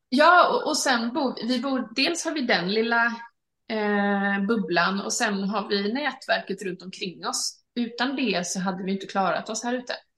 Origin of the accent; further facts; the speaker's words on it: Halmstad, Halland County, Sweden; moved away as an adult; also born or lived in London; jag var hemma i Sverige då, i, i Halmstad